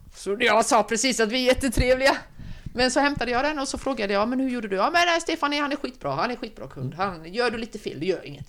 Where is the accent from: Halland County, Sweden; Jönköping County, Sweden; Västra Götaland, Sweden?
Halland County, Sweden; Oskarström; also born or lived in Halmstad; jag är född på Halmstad BB. Halmstad BB, men i passet står det Oskarström